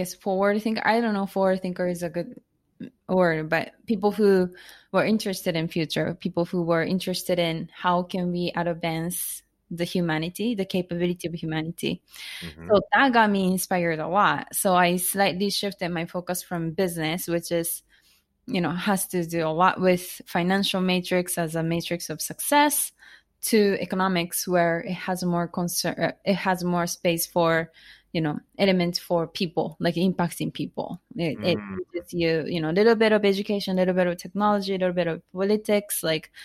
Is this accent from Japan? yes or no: yes; Japan; English is a second language; moved away as an adult; also born or lived in United States; now in Tokyo, Japan; I was born and raised in Japan, not Tokyo.